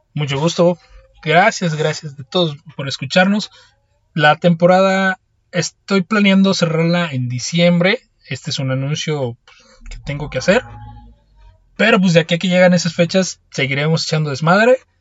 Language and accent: Spanish; Mexico; yo que soy mexicano